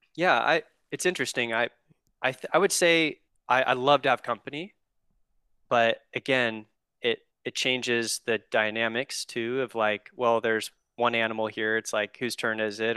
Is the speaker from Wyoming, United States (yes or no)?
no; Oregon, United States; I'm from Oregon, born and raised here